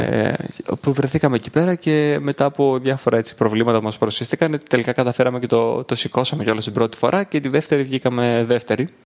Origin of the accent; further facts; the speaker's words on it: Greece; Του λέω από την Ελλάδα